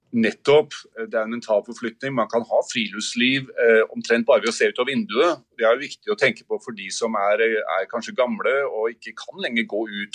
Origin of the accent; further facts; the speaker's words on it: Oslo, Norway; jeg er fra Oslo